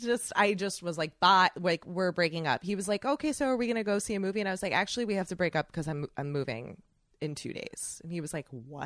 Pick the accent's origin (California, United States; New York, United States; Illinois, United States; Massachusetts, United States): Illinois, United States; Chicago; moved away as an adult; I'm from Chicago. I moved back home